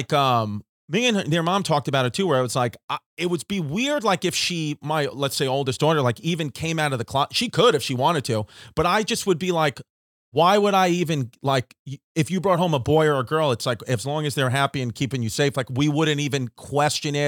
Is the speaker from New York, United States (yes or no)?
yes; New York City, New York, United States; we grew up in New York City, nobody left like the block in my neighborhood.